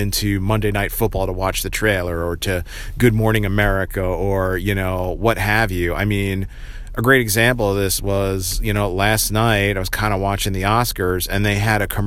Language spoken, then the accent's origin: English; New Jersey, United States; around where I grew up in Central Jersey